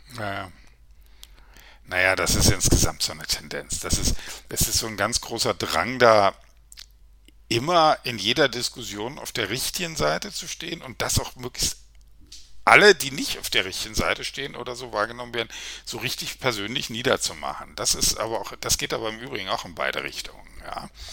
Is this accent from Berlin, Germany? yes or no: yes; Berlin, Germany; ich bin relativ in der Nähe der Mauer aufgewachsen